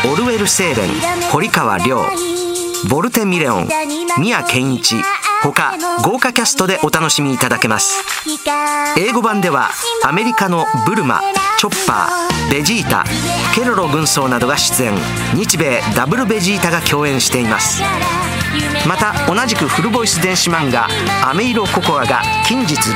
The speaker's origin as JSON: {"language": "Japanese", "region": "Osaka", "country": "Japan", "accent": "Osaka dialect", "said": "僕の大阪弁の短いセリフなどが入っているアプリで"}